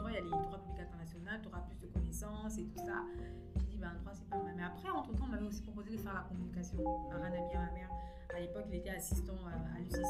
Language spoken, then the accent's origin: French; Kinshasa, DR Congo; also born or lived in Brazzaville, Republic of the Congo; je suis revenue à Kinshasa parce que j'ai mon bac à Brazzaville. Je suis revenue à Kinshasa. Mais je suis congolaise